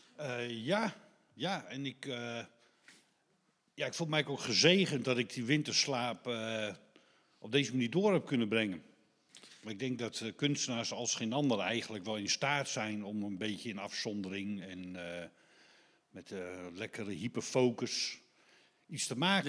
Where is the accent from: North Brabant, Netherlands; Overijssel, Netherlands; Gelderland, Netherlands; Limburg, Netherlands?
Overijssel, Netherlands; Deventer; moved away; ik kom zelf uit Deventer voor oorsprong